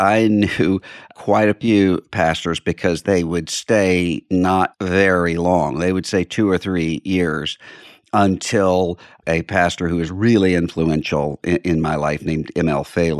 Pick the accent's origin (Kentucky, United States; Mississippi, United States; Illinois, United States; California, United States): Mississippi, United States; Biloxi; now in Nashville, United States; I'm from Biloxi, Mississippi, which is on the Mississippi Gulf Coast, right out from New Orleans. Mm. That's where I grew up. And we live now in Nashville, Tennessee.